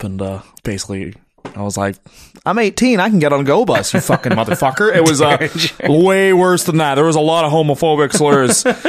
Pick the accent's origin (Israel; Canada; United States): Canada; Newmarket, Ontario; also born or lived in North York; I was born in North York, born in Jane and Finch, then we moved to Newmarket.